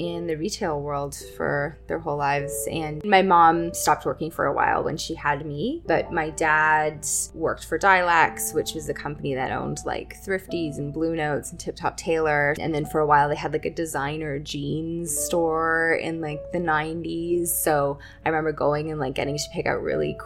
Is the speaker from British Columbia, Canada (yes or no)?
no; Toronto, Ontario, Canada; I grew up in Scarborough